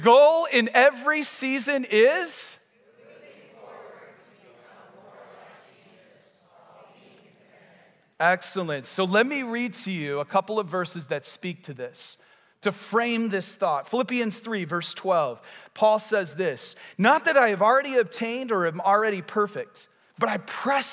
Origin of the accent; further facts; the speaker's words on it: United States; I'm American too